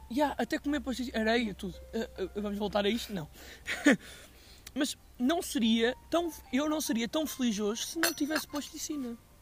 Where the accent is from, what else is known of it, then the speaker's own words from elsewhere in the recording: Aveiro, Centro, Portugal; eu sou da Aveiro